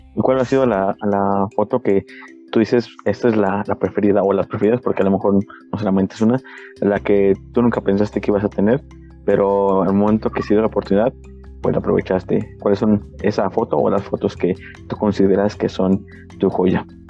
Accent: Mexico; como mexicanos

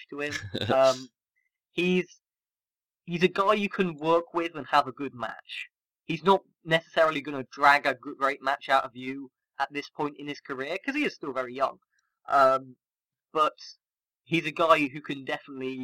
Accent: United Kingdom; as a British wrestling fan

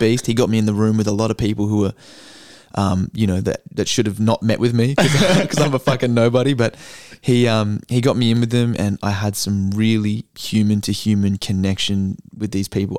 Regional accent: Australia; I'm an Aussie

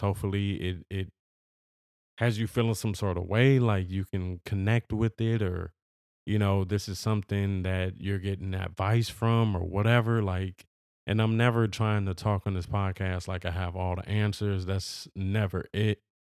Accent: Los Angeles, California, United States; I am from Los Angeles. I've always lived in Los Angeles.

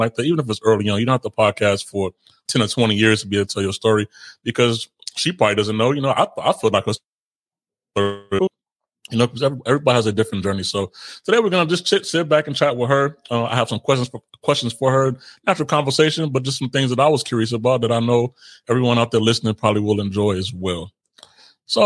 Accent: Chicago, Illinois, United States; also born or lived in Israel; I was raised in Chicago.

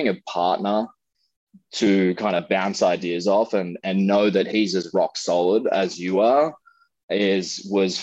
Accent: Australia; moved away as an adult; now in California, United States; being an Australian to relocate to the United States

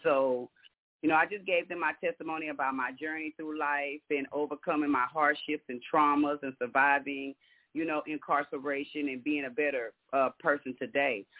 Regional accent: Galveston, Texas, United States; now in Houston, United States; I'm from Galveston but I, I live in Houston

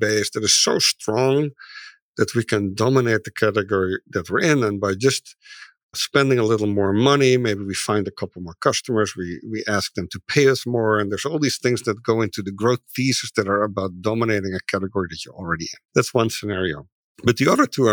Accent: Netherlands; moved away as an adult; now in Seattle, United States; When I came to the US, I'm from the Netherlands. We moved here in 2004, about 18, 19 years ago.

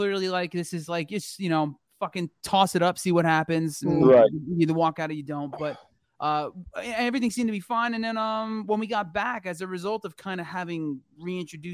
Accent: New Jersey, United States; now in Los Angeles, United States; I'm from Jersey

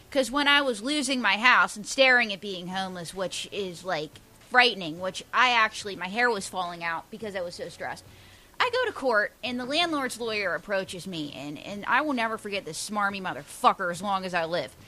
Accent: Pittsburgh, Pennsylvania, United States; now in New York, United States; I'm from Pittsburgh.

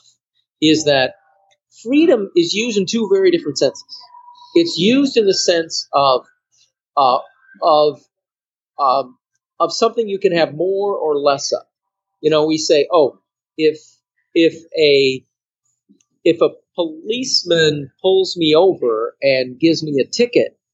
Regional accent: Cassopolis, Michigan, United States; moved away; also born or lived in Qatar; I'm from Cassopolis, Michigan

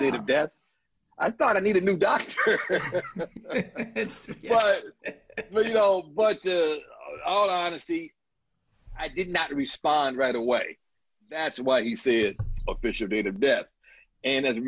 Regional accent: Chicago, Illinois, United States; I was born in Wentworth Gardens, down the street from Comiskey Park, a block, which is why I'm such a huge White Sox fan. Then we moved over to Ida B. Wells, which is about a mile or so away, 38th Street and Rhodes

